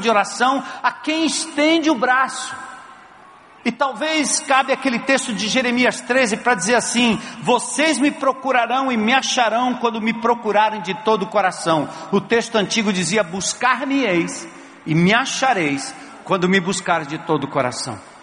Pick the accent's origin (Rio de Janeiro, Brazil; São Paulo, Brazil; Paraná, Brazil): São Paulo, Brazil; Cantareira; principalmente a Cantareira, que foi exatamente a região onde eu nasci e me criei